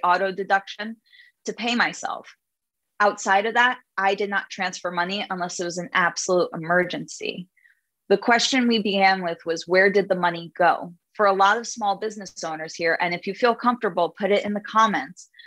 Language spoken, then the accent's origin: English; New York City, New York, United States; I'm Jewish from Brooklyn